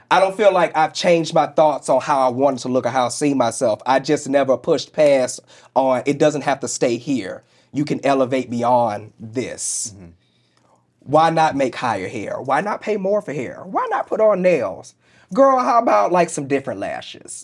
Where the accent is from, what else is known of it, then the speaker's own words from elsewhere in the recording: St. Louis, Missouri, United States; moved away; I grew up in the Bible Belt. I grew up I grew up in St. Louis, Missouri.